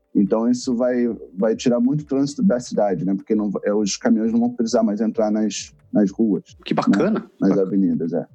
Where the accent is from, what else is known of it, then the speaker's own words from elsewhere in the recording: Rio de Janeiro, Brazil; now in Toronto, Canada; eu vim do Rio